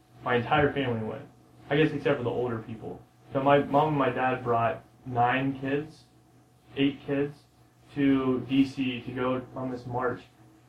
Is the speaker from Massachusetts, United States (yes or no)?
no; San Diego, California, United States; born there; I was born in San Diego.